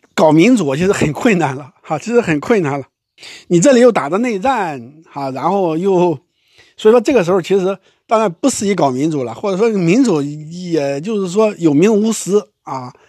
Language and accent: Chinese; China; 我们中国人都应该关注了哈